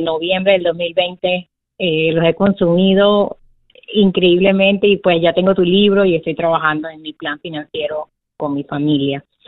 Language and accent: Spanish; Venezuela; moved away; originalmente soy de Venezuela y mi familia todavía está allá